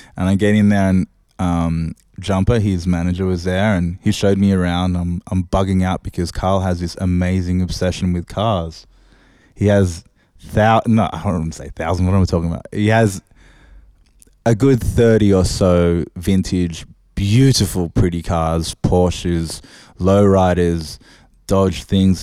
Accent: Sydney, New South Wales, Australia; I'm from Oz, uh, I'm from Sydney.

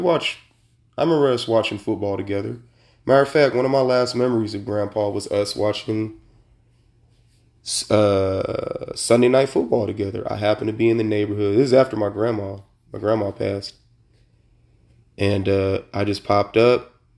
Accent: Sacramento, California, United States; I was born and raised in Sacramento, Sacramento, California

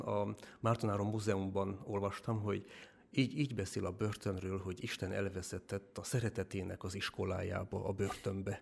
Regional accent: Dănești, Harghita County, Romania; moved away as an adult; now in Hungary; Amúgy én is eh, Csiki vagyok, Erdélyből származom, Csikdánfalváról

